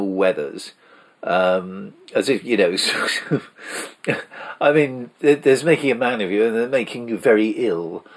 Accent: Salisbury, South West England, United Kingdom; also born or lived in Tollgate Road, Salisbury; when I moved from the Tollgate Road to Harnham, because in Tollgate Road there were kids a lot younger than me

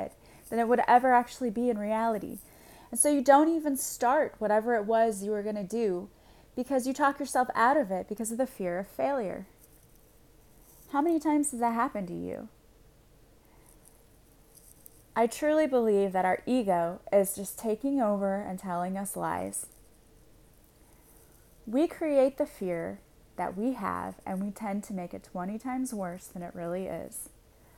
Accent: Illinois, United States; I'm from Illinois

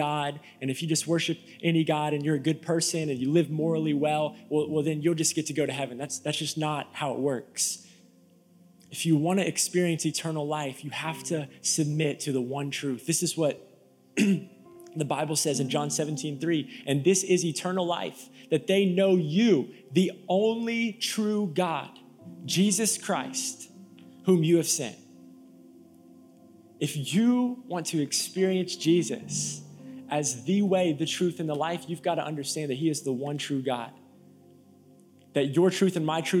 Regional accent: Tampa, Florida, United States; now in Nashville, United States; I'm from Tampa, Florida. Okay, we don't do cold in Tampa, Florida.

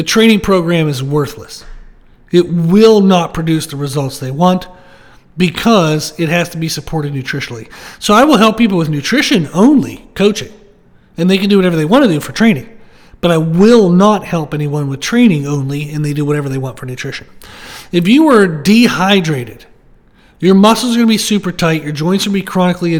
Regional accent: United States

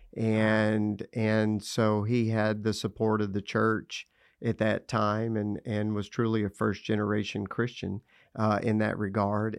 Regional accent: Lubbock, Texas, United States; I grew up in Lubbock, Texas, uh, the cotton fields of the Panhandle of Texas

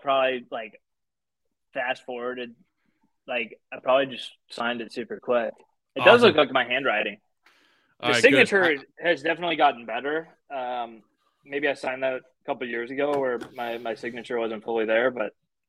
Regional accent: Missouri, United States; growing up in Missouri, most of my friends are annoying Chiefs fans.

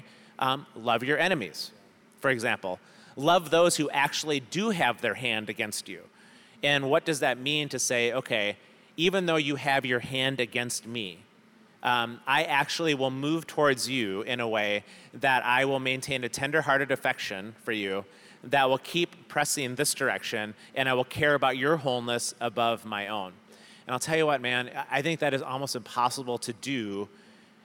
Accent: United States; also born or lived in Scotland; I was born on soil that somebody either purchased or went to war for and called it America some 250 years ago.

